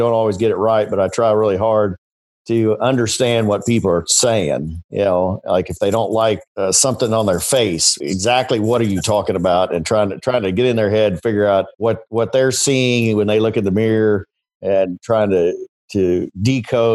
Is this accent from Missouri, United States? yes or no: yes; Richmond, Missouri, United States; I'm from Richmond, Missouri, which is a little spot in the road, kind of northeast of Kansas City. Went to high school there